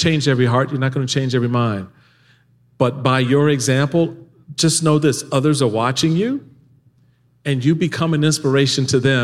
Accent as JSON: {"language": "English", "town": "Washington", "region": "District of Columbia", "country": "United States", "tie": "born or raised there", "said": "growing up in Washington, D.C."}